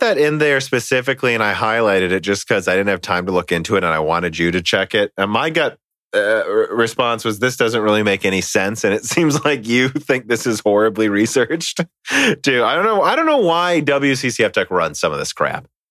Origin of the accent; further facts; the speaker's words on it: United States; I'm an American